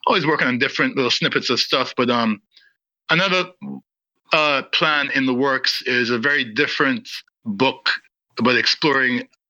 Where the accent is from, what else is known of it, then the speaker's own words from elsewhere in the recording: Guyana; also born or lived in London, United Kingdom; I was born in London in 1972 and left in 1977 to move to Guyana with my family at the age of 6